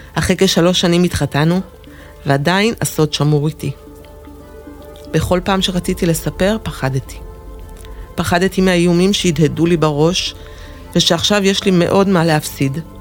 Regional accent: Jerusalem, Jerusalem District, Israel; נולדתי בירושלים, לזוג הורים אוהב

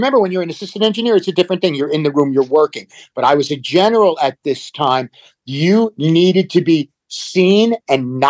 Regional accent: Jersey Shore, New Jersey, United States; I was a kid from the Jersey Shore

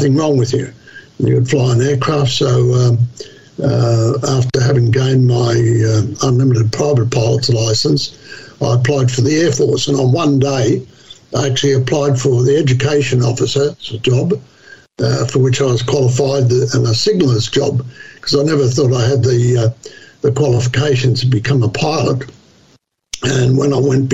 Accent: Quakers Hill, New South Wales, Australia; I grew up in Quakers Hill, which was the base for Schofield's aerodrome

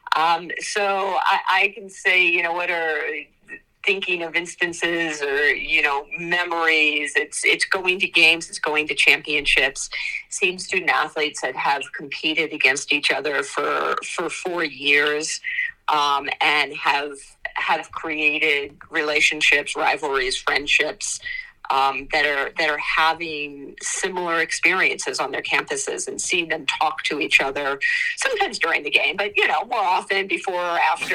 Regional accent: United States; I grew up outside of Washington D.C.

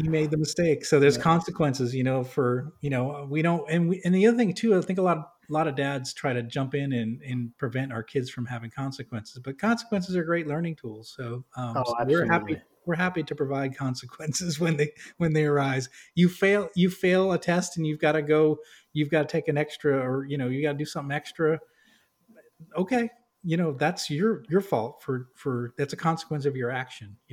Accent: New England, United States; I grew up in New England

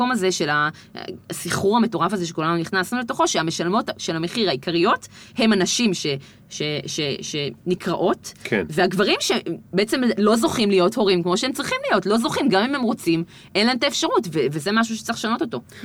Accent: Gan Yavne, Central District, Israel; גדלנו בגן יבנה, שאז הייתה פריפריה לכל דבר, כי זה היה בין גדרה לאשדוד

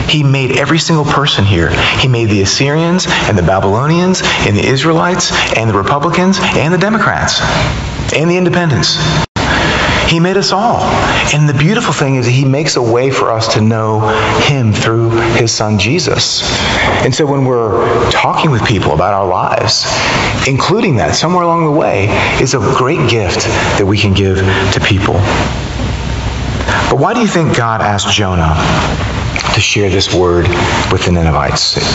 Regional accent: the South, United States; I don't usually put it like that because I'm from the South, you know.

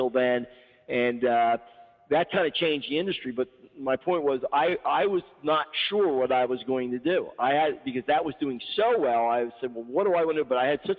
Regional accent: Horsham, Pennsylvania, United States; worked for a club in my hometown for a couple, 3 years for a guy that in Horsham, Pennsylvania

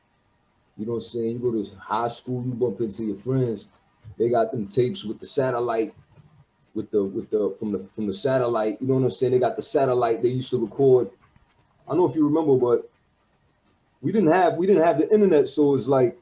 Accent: Montreal, Quebec, Canada; But I grew up in Saint-Michel. I went to high school in Saint-Michel

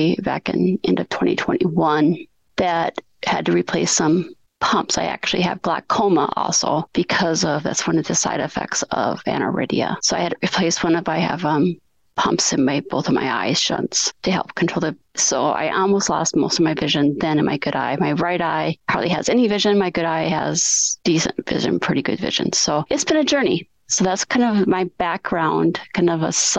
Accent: Groton, South Dakota, United States; now in Sioux Falls, United States; I grew up in Groton, which is the northeast corner of the state

